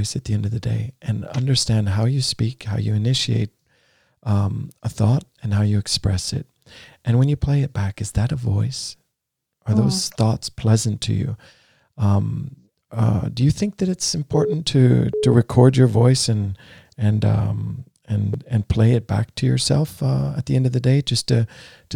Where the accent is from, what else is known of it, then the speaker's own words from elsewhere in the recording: United States; now in Norway; I grew up in the States